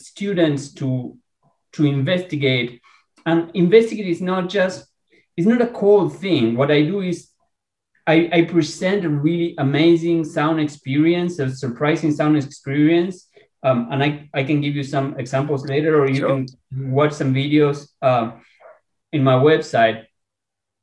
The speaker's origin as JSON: {"language": "English", "country": "Argentina", "moved": "yes", "lives_now": "San Diego, United States", "said": "I am Latino. I am from Argentina, and I do speak Spanish"}